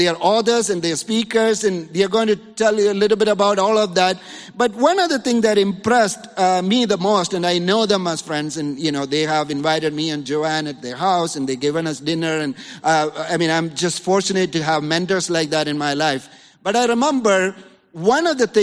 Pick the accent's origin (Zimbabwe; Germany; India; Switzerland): India; now in Los Angeles, United States; a little kid in the 80s, growing up in India